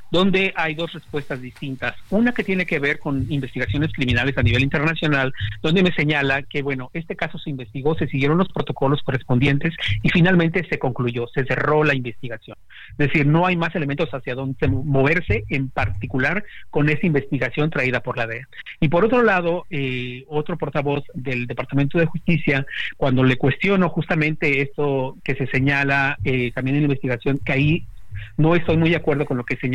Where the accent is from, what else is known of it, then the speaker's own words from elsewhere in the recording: Mexico; now in United States; si México tuviera una fiscalía, digo tuviéramos, aunque yo vivo en Estados Unidos